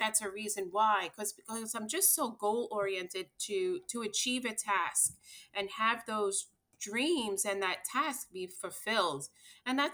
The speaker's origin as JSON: {"language": "English", "area": "Long Island", "region": "New York", "country": "United States", "tie": "born or raised there", "moved": "yes", "said": "born and raised here in New York on Long Island"}